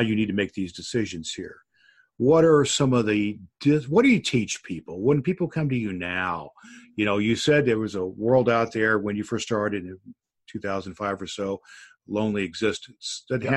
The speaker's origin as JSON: {"language": "English", "town": "Evansville", "region": "Indiana", "country": "United States", "tie": "born or raised there", "said": "my hometown newspaper of Evansville, Indiana"}